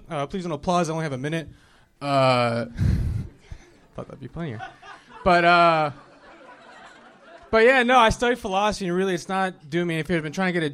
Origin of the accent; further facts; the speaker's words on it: Torrance, California, United States; moved away as an adult; also born or lived in Ventura, California; I'm actually from Torrance, California